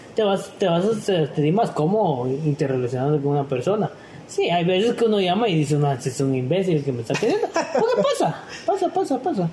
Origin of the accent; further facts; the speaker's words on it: Guatemala; como guatemaltecos